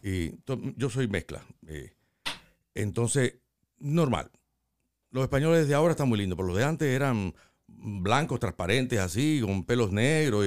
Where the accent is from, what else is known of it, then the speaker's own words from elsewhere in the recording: Cuba; also born or lived in Los Angeles, California; now in United States; Mi mamá es blanca, pero blanca de mi país